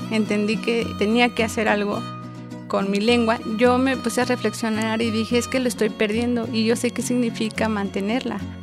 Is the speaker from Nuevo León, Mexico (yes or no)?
no; Mexico City, Mexico; first language Otomi; Spanish is a second language; also born or lived in Santiago Mezquititlán, Querétaro; mi lengua era otra lengua diferente al que se hablaba aquí